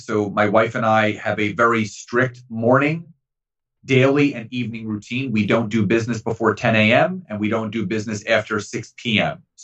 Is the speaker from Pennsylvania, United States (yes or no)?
yes; Philadelphia, Pennsylvania, United States; Growing up in Philadelphia